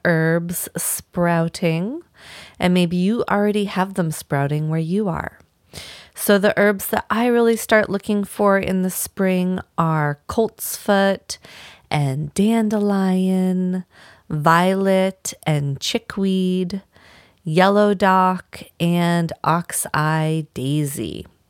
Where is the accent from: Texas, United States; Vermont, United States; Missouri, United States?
Vermont, United States; moved away as an adult; also born or lived in Washington State; now in Maine, United States; growing up in Vermont my whole life.